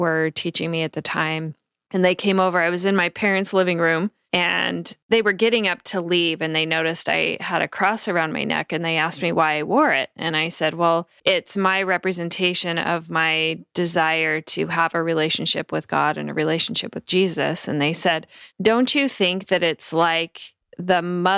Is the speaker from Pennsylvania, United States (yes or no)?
no; Idaho, United States; I was raised in Idaho around a lot of Mormons